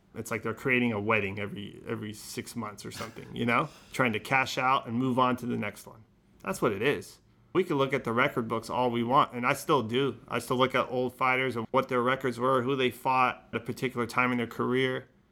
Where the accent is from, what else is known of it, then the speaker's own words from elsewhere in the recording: Modesto, California, United States; also born or lived in Los Angeles, United States; now in San Francisco, United States; I was born in Los Angeles, North Hollywood, and we moved to Modesto when I was, like, five years old and grew up in Modesto